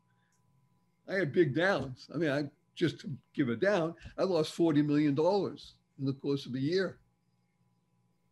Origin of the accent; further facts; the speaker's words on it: Boston, Massachusetts, United States; accent: Boston; I grew up in Boston, Massachusetts, and I can do Boston. I can speak that way if I want to.